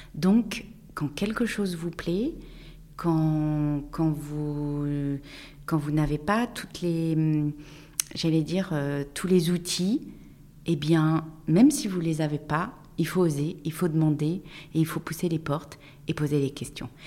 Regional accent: Tours, Centre-Val de Loire, France; je suis née à Tours, j'ai fait mes, toutes mes études à Tours

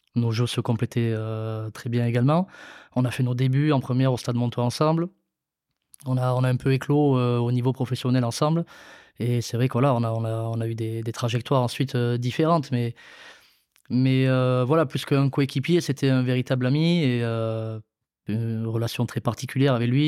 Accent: Mont-de-Marsan, Nouvelle-Aquitaine, France; J'ai eh, grandi à, à Mont-Marsan, du coup, dans le quartier du, du Bélier voilà, quartier très très sympa, euh, dans Mont-de-Marsan

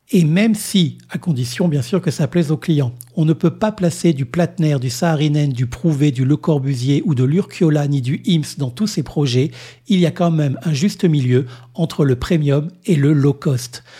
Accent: Réunion; ici, chez nous, à La Réunion

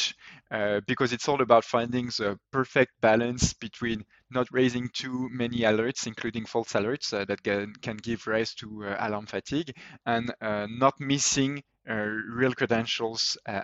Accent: France; accent: French; English is a second language; my French accent

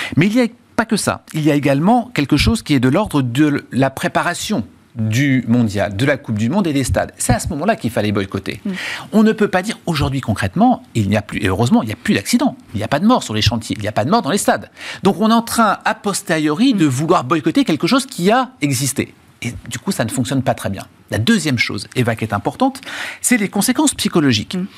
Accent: France; en tant que Français

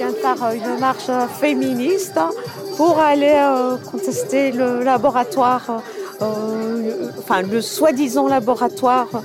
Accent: Belgium; De Belgique.

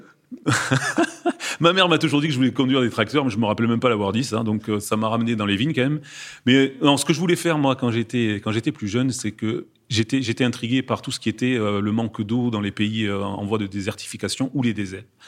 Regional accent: France; en tant que Français

